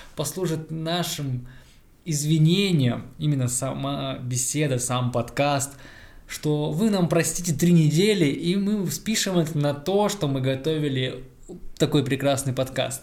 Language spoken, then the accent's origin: Russian; Omsk, Omsk Oblast, Russia; 10-11 класс, я ездил, кто, кто живет в Омске, кто, тот знает, я ездил из Амура